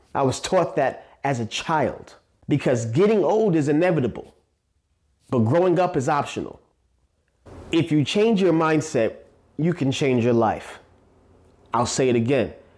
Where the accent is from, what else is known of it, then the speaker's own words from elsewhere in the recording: New York City, New York, United States; I was born and raised in Staten Island, New York, A K A the Forgotten Borough